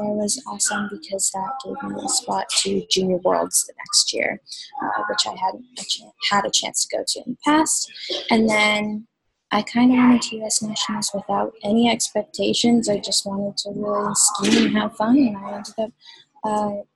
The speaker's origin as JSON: {"language": "English", "town": "Redding", "region": "Connecticut", "country": "United States", "tie": "born or raised there", "also_born_or_lived": "Mount Kisco, New York", "said": "So even though I was born in Mount Kisco, I grew up most of my early years in Redding, Connecticut"}